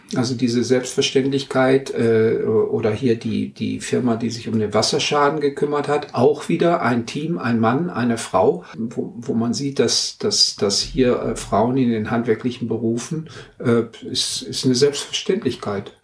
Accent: Germany; moved away as an adult; now in Norway; bei uns in Deutschland

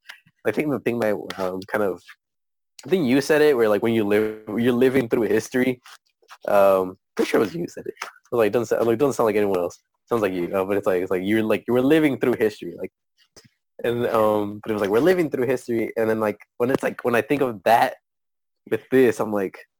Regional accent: United States; I was born in the U.S. I'm American by like legally

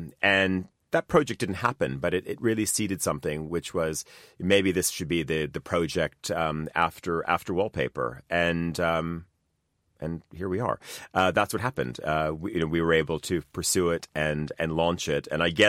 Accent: Canada; I grew up in Canada. My mom's side of the family is Estonian

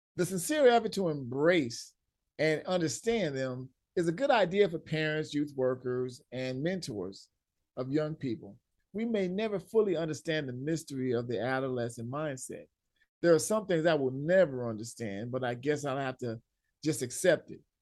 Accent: Los Angeles, California, United States; growing up in Southern California, L A, I played ball outside too much.

